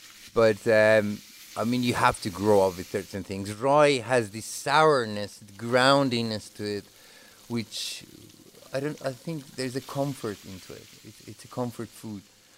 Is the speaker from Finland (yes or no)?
yes; Finland; also born or lived in Tehran, Iran / Beijing, China / Islamabad, Pakistan / Karachi, Pakistan; I'm originally from Tehran, Iran. I've lived most of my life in Finland, but before that in China, in Beijing, and before that in Pakistan, Islamabad, and Karachi. My family is Persian